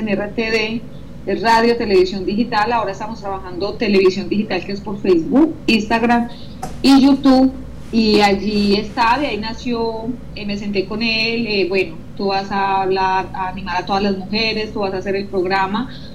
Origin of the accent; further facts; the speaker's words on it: Colombia; moved away as an adult; now in France; dejé mis hijas en Colombia, mi mamá, los seres que más amo, me desprendí de mis raíces totalmente